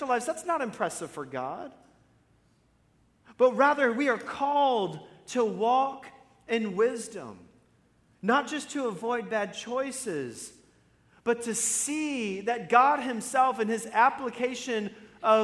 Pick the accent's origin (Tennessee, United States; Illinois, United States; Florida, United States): Florida, United States; I'm from Florida